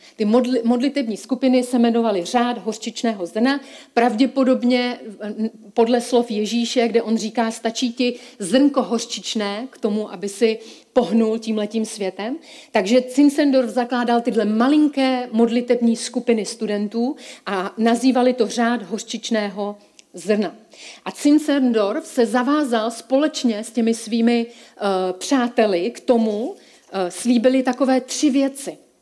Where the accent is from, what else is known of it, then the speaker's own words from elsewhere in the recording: Czechia; já jsem se narodila v České republice